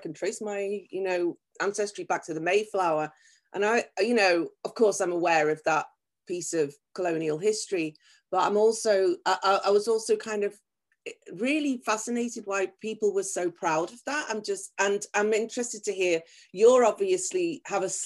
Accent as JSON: {"language": "English", "town": "Liverpool", "region": "North West England", "country": "United Kingdom", "also_born_or_lived": "Tokyo, Japan", "moved": "as an adult", "lives_now": "Japan", "said": "I'm from Liverpool"}